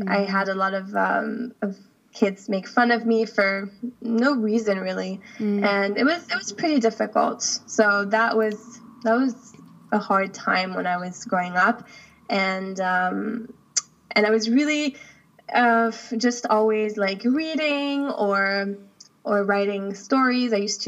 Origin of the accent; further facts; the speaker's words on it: Switzerland; also born or lived in United States; now in United Arab Emirates; So my dad is the U.S. and my mom is Swiss, and I've lived most of my life in Switzerland, but I was born in the U.S.